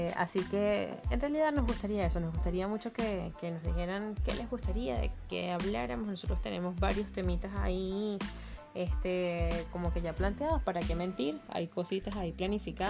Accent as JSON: {"language": "Spanish", "country": "Venezuela", "moved": "as an adult", "lives_now": "Chile", "said": "como venezolanos del mundo"}